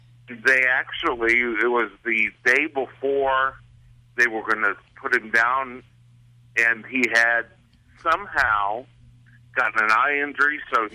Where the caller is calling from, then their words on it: Phoenix, Arizona, United States; I'm calling from Phoenix.